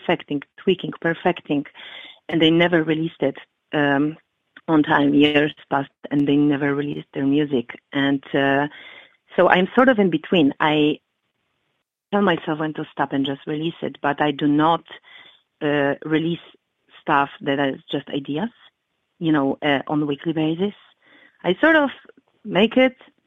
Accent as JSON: {"language": "English", "country": "Poland", "tie": "born or raised there", "moved": "yes", "lives_now": "Chicago, United States", "said": "back in Poland, when I was growing up"}